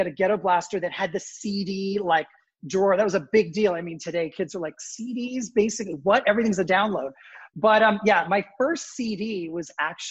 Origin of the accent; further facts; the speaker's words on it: United States; born there; because I was born in the States, it was very easy for me to move to the United States.